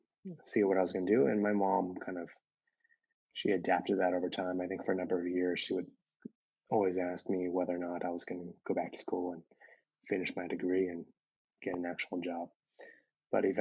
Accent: Bay Area, California, United States; I'm second generation, grew up in the Bay Area in a town that had a lot of Asian Americans around me

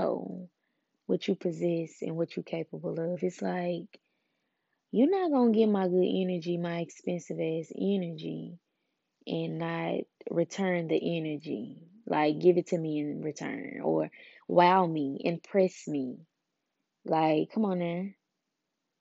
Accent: Memphis, Tennessee, United States; I'm from Memphis, where pimping basically like resides

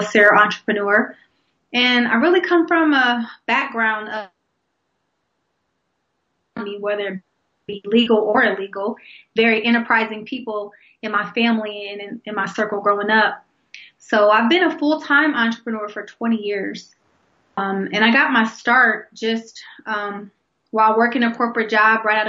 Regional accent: Columbus, Ohio, United States; born and raised in Columbus, Ohio, and actually that's where I live now.

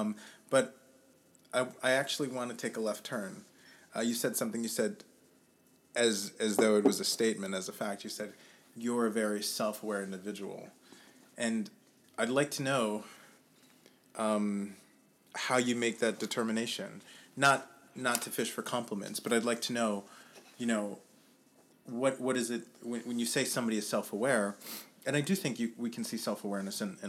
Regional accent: Germany; moved away as an adult; also born or lived in New York / New Orleans / Austin; I grew up in Germany. And then after high school, I moved around a couple different places, a little bit of New York, a little bit of New Orleans, and a little bit more of Austin.

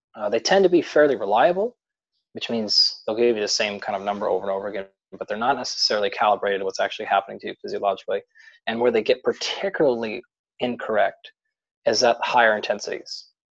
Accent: Pacific Northwest, United States; I grew up in the Pacific Northwest, so in the United States out here.

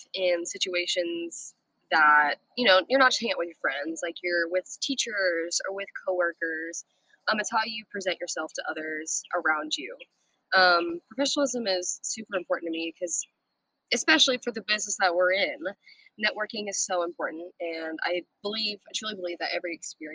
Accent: Birmingham, Alabama, United States; also born or lived in San Antonio, Texas; I'm from Birmingham, Alabama. Born in San Antonio, Texas, raised in Birmingham, Alabama

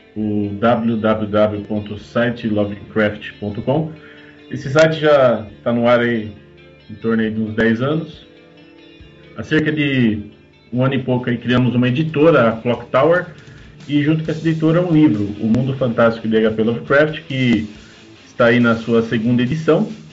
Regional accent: Jundiaí, São Paulo, Brazil; eu moro em, nasci e moro em Jundiaí

